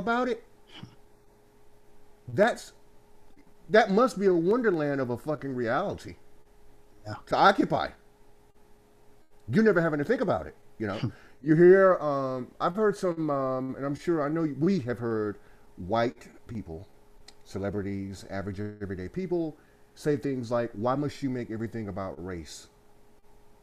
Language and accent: English; Goldsboro, North Carolina, United States; now in Winston-Salem, United States; we are from Goldsboro, North Carolina, the city of gold